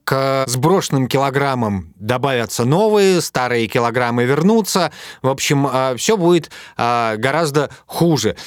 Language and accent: Russian; Urals, Russia; Я тоже с Урала